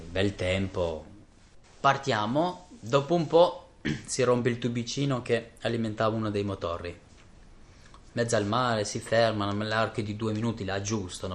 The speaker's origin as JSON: {"language": "Italian", "country": "Kosovo", "first_language": "Albanian", "second_language": "Italian", "moved": "yes", "lives_now": "Italy", "said": "vengo dal Kosovo, vivo da molti anni in Italia"}